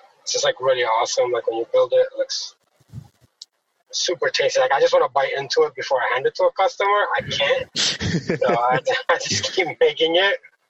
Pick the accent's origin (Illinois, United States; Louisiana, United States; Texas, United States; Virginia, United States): Virginia, United States; Southwest; I grew up in Southwest Virginia, so I listen to a lot of country music.